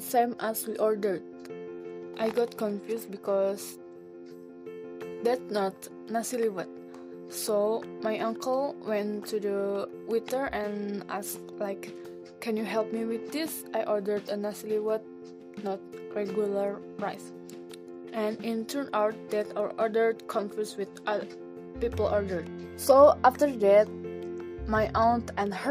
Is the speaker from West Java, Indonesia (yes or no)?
yes; hometown near Cipanas waterfall, Kamojang crater and Santolo Beach, West Java, Indonesia; born or raised there; English is a second language